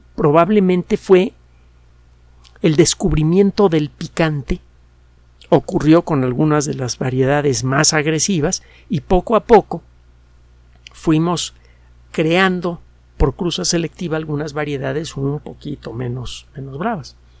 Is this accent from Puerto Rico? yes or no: no; Mexico City, Mexico; also born or lived in Yucatán; Yo nací en la Ciudad de México, bueno, creo que, que, soy yucateco.